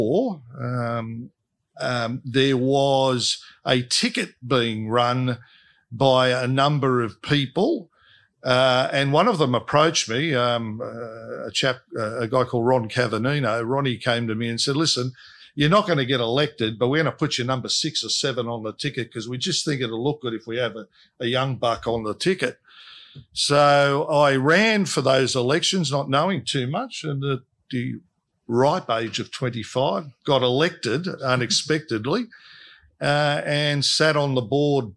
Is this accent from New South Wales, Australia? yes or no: yes; Sydney, New South Wales, Australia; I grew up in Fairfield